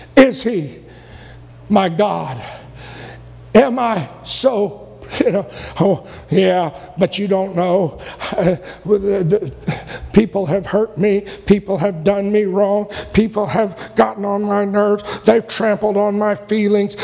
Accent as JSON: {"language": "English", "country": "United States", "said": "I'm not going to stop being an American"}